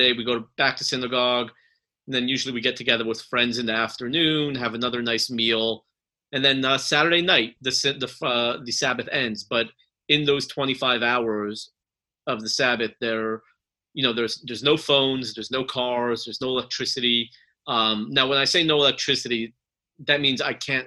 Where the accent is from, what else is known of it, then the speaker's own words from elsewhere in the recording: California, United States; moved away as an adult; now in Texas, United States; I'm from California